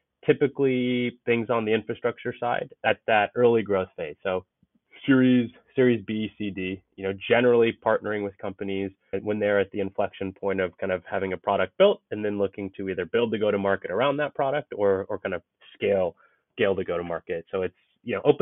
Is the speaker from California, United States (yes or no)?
yes; Bay Area, Silicon Valley, California, United States; I grew up in the Bay Area, grew up in Silicon Valley